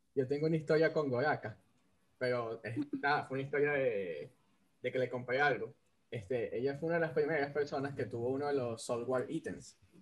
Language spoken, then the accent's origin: Spanish; Venezuela; soy el único venezolano que no come ayacas